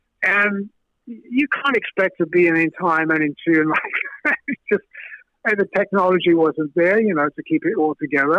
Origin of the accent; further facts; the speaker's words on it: Brooklyn, New York, United States; Peter, Chris, I'm from Brooklyn, man, you know, it's all that stuff.